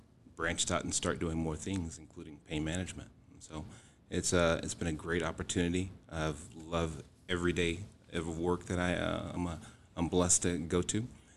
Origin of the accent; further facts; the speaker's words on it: Houston, Texas, United States; moved away; I am originally from Houston, Texas, and I've been here for almost 18 years now